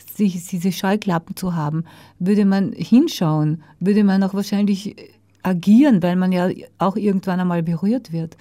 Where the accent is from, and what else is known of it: Austria; also born or lived in United States / Germany / France / Switzerland